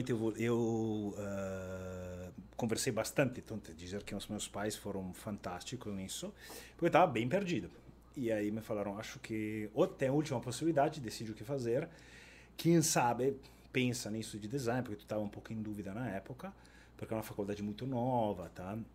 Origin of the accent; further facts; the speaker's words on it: Italy; accent: Italian; moved away as an adult; now in Porto Alegre, Brazil; como italiano